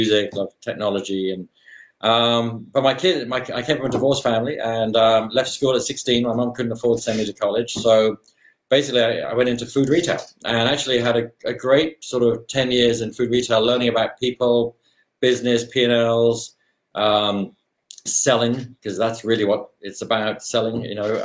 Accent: London, United Kingdom; moved away as an adult; now in Seattle, United States; I was born in London, Chelsea, born in Chelsea in Kensington area, Chelsea supporter for those who are Chelsea fans out there, all my life, still am. Lived in that whole area of London, really, for my school years.

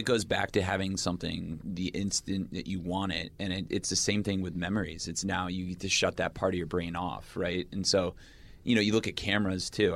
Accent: United States; I'm an American

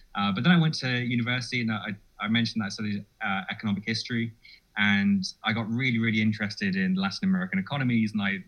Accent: Cambridge, East of England, United Kingdom; moved away as an adult; also born or lived in London; now in Honduras; I'm originally from the United Kingdom. I come from Cambridge and I come from a family of violin makers.

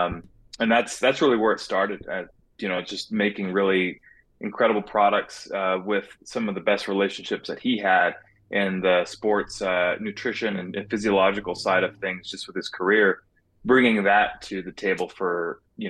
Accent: California, United States; now in Phoenix, United States; I was born and raised in California, and I live here now in Phoenix

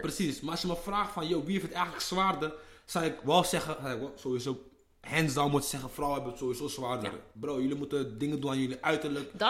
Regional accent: Amsterdam, North Holland, Netherlands; ik ben een Ghanese jongen uit de Belmer

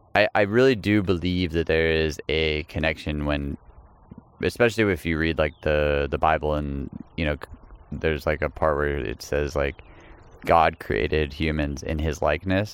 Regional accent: Texas, United States; I'm from Texas

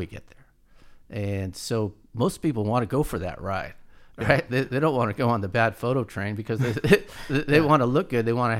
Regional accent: Oakland, California, United States; I come from Oakland and we didn't have a lot of money.

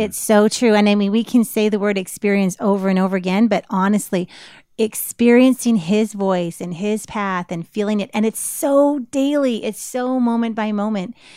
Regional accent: Canada; growing up in Canada

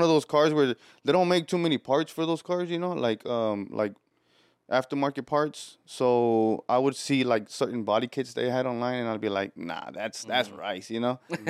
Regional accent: Houston, Texas, United States; I'm born and raised here in Houston. My family's from Mexico, Cuernavaca. Yeah, bro, I've been here my whole life

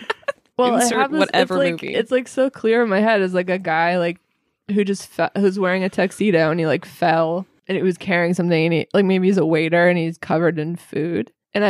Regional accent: Massachusetts, United States; also born or lived in New York; I am the only United States citizen on this podcast. I'm from Massachusetts.

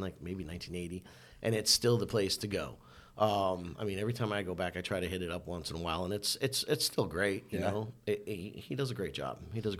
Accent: Toms River, New Jersey, United States; moved away as an adult; also born or lived in Scottsdale, Arizona / Hawaii / New York; I grew up on the Jersey Shore surfing.

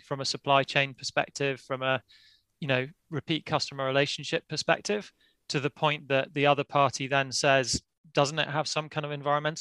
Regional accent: Yorkshire and the Humber, United Kingdom; now in Edinburgh, United Kingdom; I'm actually a Yorkshireman, but living in Edinburgh now in Scotland

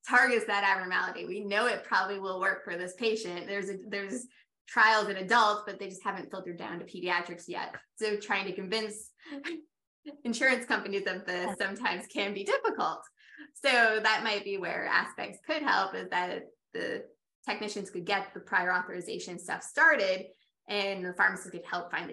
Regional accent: Rhode Island, United States; also born or lived in Tampa area, Florida; now in Tampa, United States; I'm from Rhode Island originally

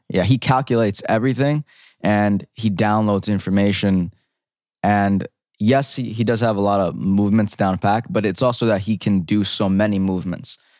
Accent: New York City, New York, United States; growing up in the Bronx

